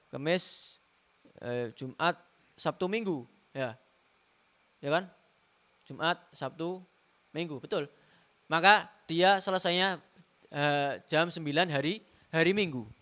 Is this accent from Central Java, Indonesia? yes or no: yes; Semarang, Central Java, Indonesia; Contoh seperti saya orang Semarang, saya pakai sepatu khuf, ya.